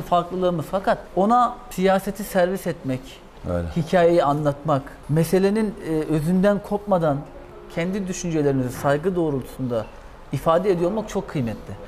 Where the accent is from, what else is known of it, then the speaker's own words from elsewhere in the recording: Black Sea Region, Turkey; Karadeniz ben de Karadeniz